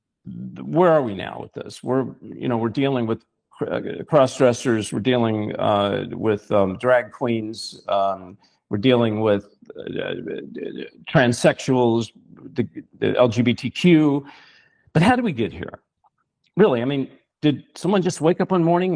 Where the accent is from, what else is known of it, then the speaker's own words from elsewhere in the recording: Kentucky, United States; I'm from Kentucky